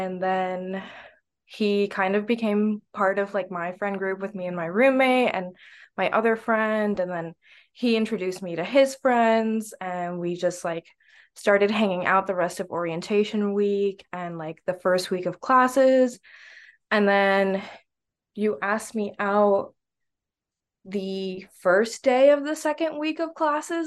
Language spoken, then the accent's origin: English; Naples, Florida, United States; I'm originally from Naples, Florida